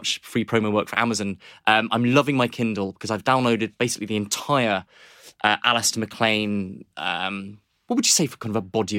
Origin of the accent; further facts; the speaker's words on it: Nairobi, Kenya; So I was thinking about this again, that I grew up in Nairobi in Kenya.